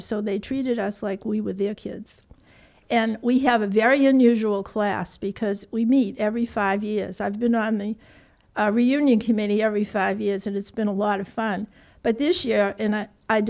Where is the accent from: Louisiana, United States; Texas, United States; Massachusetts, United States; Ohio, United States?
Massachusetts, United States; Belmont; born or raised there; also born or lived in Cambridge, Massachusetts